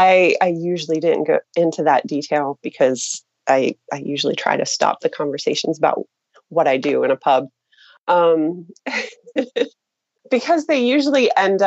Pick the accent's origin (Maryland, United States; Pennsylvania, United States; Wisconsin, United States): Pennsylvania, United States; moved away; also born or lived in United Kingdom / Lebanon / Turkey; Actually, when I'm from Pennsylvania, and when I go back home now, because I've spent 10 years living in the UK and Lebanon and Turkey, people back home will ask me, where are you from? You have an accent.